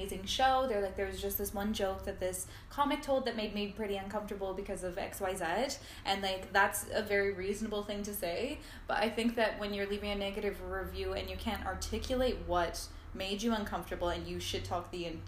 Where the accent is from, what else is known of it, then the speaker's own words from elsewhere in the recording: Ladner, British Columbia, Canada; I grew up in Ladner, which is a small town